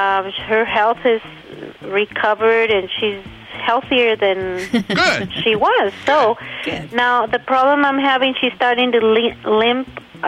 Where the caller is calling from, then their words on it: Riverside County, California, United States; I'm calling from Kalamazoo, Riverside County.